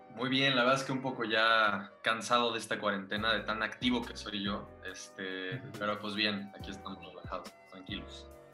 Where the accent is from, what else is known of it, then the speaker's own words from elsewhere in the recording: Monterrey, Nuevo León, Mexico; moved away; yo soy de Monterrey, yo nací en Monterrey, me mudo, me mudo para acá con mi familia